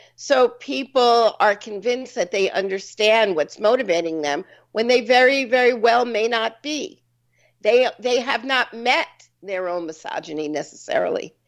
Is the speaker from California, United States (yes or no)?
no; New York, United States; I'm a New Yorker